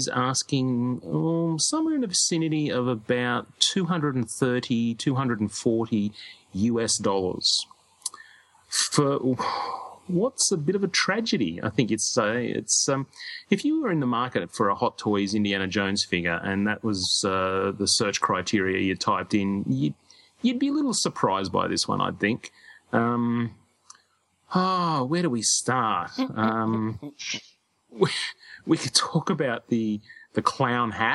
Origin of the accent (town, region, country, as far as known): Australia